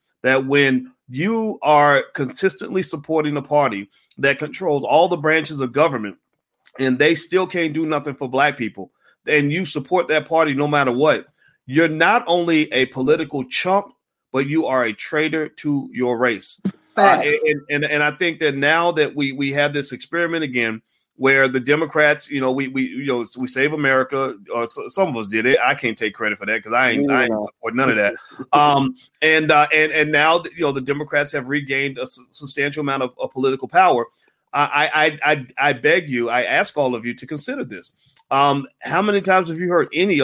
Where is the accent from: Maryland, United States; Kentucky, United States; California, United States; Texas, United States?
Kentucky, United States; Louisville; moved away; I was in my hometown of Louisville